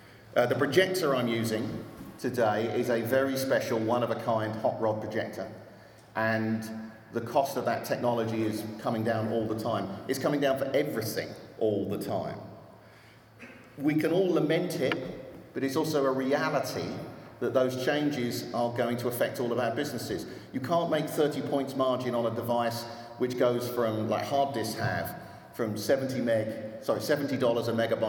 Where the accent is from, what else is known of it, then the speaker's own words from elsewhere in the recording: Austin, Texas, United States; and I'm from Austin, Texas, as I'm sure you can tell.